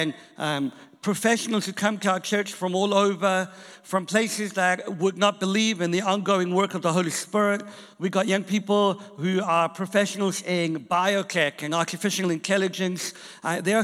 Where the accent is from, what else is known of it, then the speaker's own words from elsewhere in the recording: South Africa; also born or lived in England; now in Boston, United States; I am from South Africa originally